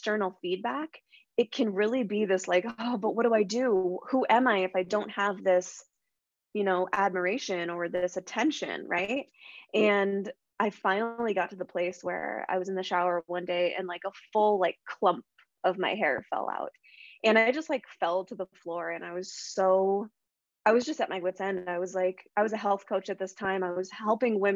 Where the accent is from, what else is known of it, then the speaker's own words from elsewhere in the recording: Spokane, Washington, United States; also born or lived in Seattle; I moved back home to my hometown of Spokane, Washington